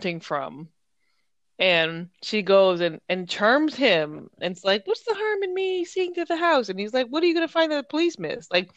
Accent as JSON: {"language": "English", "country": "United States"}